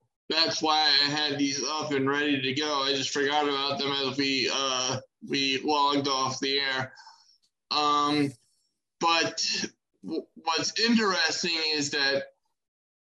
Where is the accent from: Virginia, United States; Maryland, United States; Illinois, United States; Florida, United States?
Maryland, United States; My home state of Maryland